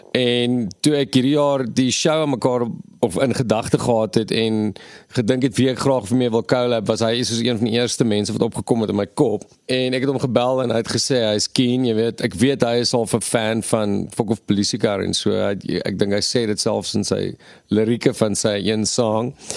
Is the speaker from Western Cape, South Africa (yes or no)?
yes; Western Cape, South Africa; ons kom van die Kaap af